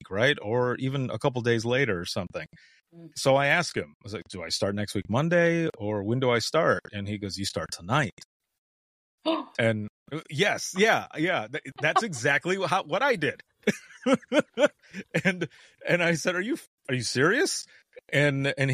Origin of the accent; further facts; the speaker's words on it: Southwest Michigan, United States; moved away as an adult; also born or lived in Central Florida; I left home, left my home state rather, of Southwest Michigan